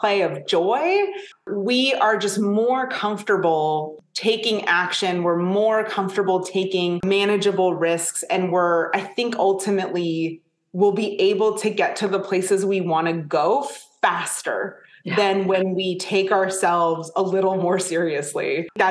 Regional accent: Canada; I'm Canadian

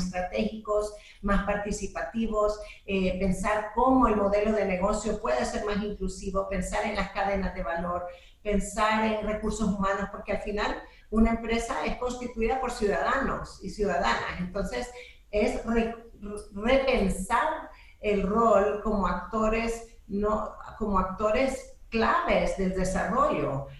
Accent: El Salvador; also born or lived in United States; yo soy salvadoreña, soy una mujer de, este país que quiero muchísimo

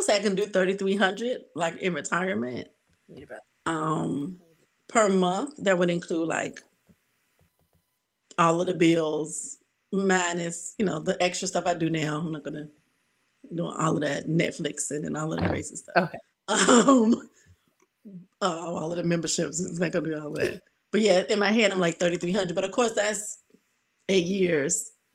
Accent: Southern Virginia, United States; also born or lived in Memphis; now in Miami, United States; I'm from Southern Virginia. So the houses still haven't gotten that high. We call it South Side. So like right near Petersburg, Richmond, yes. South of them

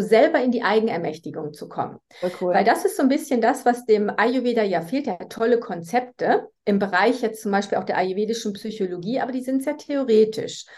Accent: Germany; accent: German; moved away as an adult; now in Switzerland; ich komme eigentlich eben aus Deutschland, wie man ja von meinem Akzent her hört. Ich wohne jetzt aber schon seit 2009 in der Schweiz

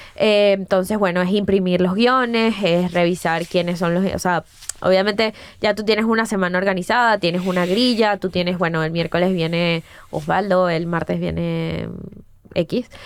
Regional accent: Caracas, Capital District, Venezuela; moved away as an adult; also born or lived in Florida, United States; Yo soy de Prado de María, o sea, de una zona eh, del oeste de Caracas.

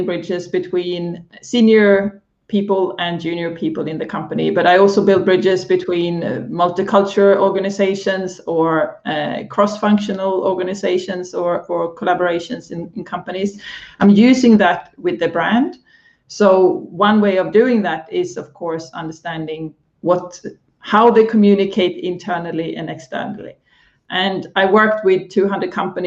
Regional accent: Sweden; now in London, United Kingdom; I am Swedish by heart

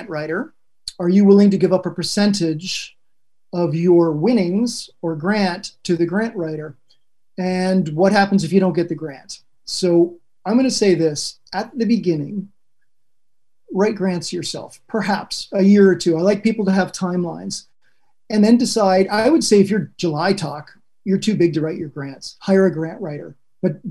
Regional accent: Canada; Being Spanish Canadian

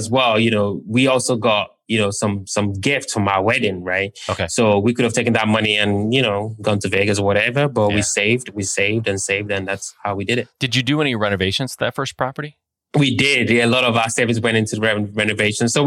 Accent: London, United Kingdom; also born or lived in Nigeria; where I was born in Nigeria, we don't have that. And where I grew up in London, I think you'd be hard pressed to be able to put 3% down.

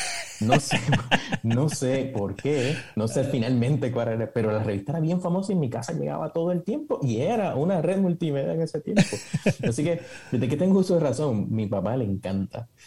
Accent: Puerto Rico; Nací en, Puerto Rico, me crié con mucho conocimiento sobre psicología

